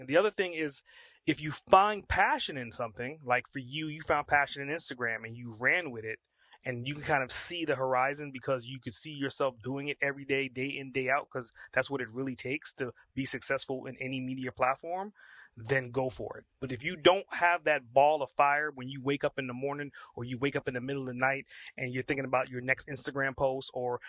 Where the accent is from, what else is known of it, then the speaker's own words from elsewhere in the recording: New York City, New York, United States; I'm from Brooklyn